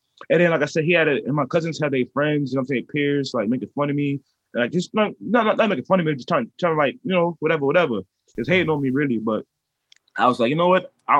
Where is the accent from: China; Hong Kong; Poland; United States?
United States; Brooklyn, New York; Well, from where I'm from, brother man, where I'm from Brooklyn, New York. I grew up many places, but I'm Brooklyn Zone, you know what I'm saying?